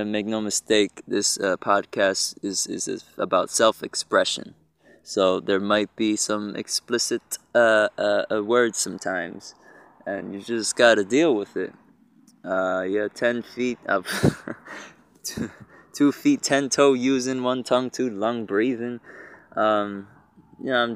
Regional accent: Egg Harbor Township, New Jersey, United States; also born or lived in Galloway, New Jersey / New Brunswick, New Jersey / Elizabeth, New Jersey; now in Newark, United States; I'm a New Jerseyan, born and raised. I've been in New Jersey my whole life, South Jersey, Egg Harbor Township. I was born in Galloway, actually, but moved to Egg Harbor Township when I was like 5

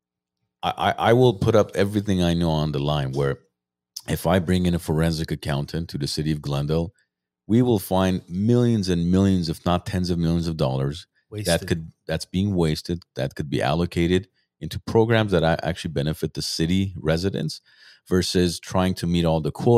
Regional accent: Armenia; now in United States; We come from Soviet Union, Armenia

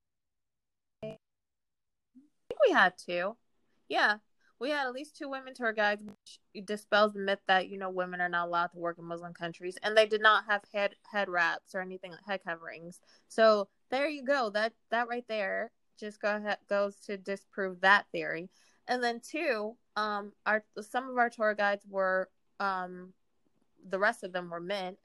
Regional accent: United States; as American women

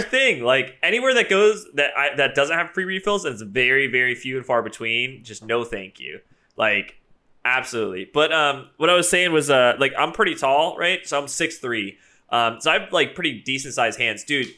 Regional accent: East Coast of the United States, United States; I am from the East Coast

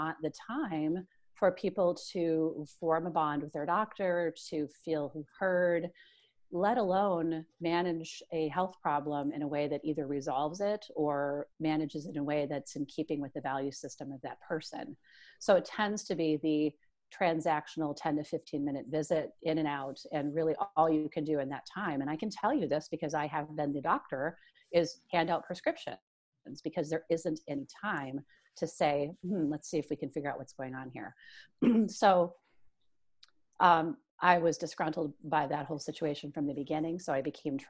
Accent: Midwest, United States; I'm this Midwesterner with, you know, three children

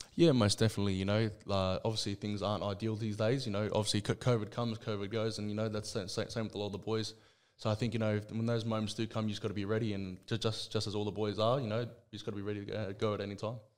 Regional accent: Sydney, New South Wales, Australia; I was born and raised in Liverpool, Sydney.

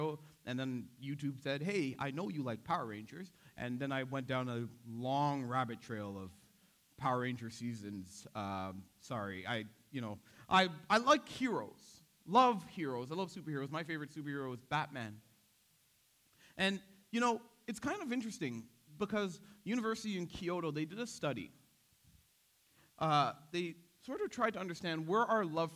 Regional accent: Toronto, Ontario, Canada; I grew up in Scarborough.

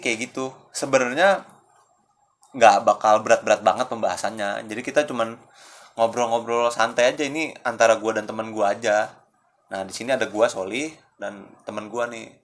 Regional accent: Jakarta, Indonesia; gua orang Jakarta

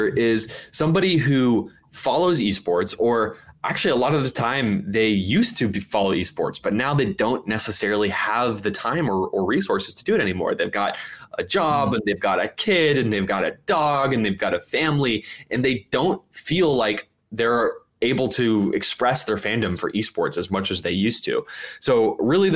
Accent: Oakland, California, United States; Oakland, my hometown

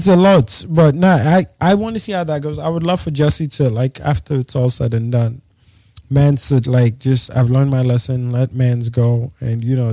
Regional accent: Nigeria; I'm Nigerian

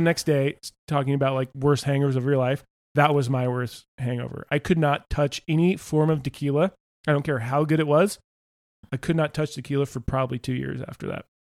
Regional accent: Topanga, California, United States; I grew up in Topanga Canyon

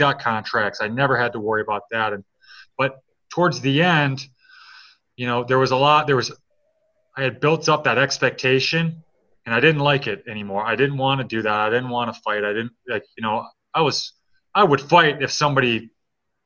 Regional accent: Detroit, Michigan, United States; I'm from Detroit

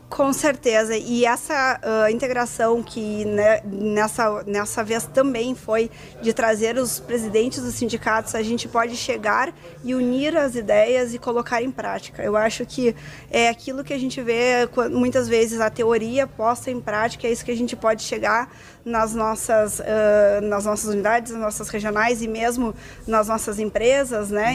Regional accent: Carazinho, Rio Grande do Sul, Brazil; Eu sou de Carazinho

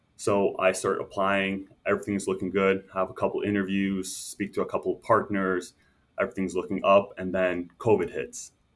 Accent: Toronto, Ontario, Canada; also born or lived in Montreal, Canada / Lithuania (ancestry); we moved over to suburbs of toronto when i was six years old from that from there i went to a french first language school

